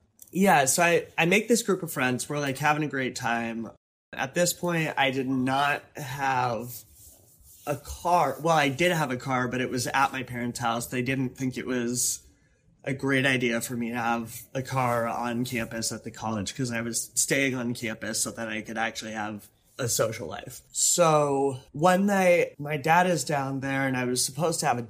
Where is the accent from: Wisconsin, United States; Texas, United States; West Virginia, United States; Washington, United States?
Washington, United States; Seattle; moved away as an adult; now in Oakland, United States; I got into a 4-year university that's in my hometown